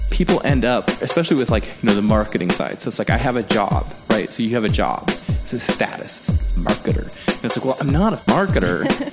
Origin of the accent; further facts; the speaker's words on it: the Northwest, Pacific Northwest, United States; moved away; also born or lived in Chicago; growing up in the Northwest